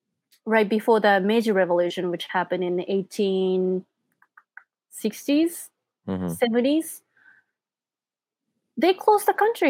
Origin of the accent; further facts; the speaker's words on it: Japan; when I say like, oh, I'm from Japan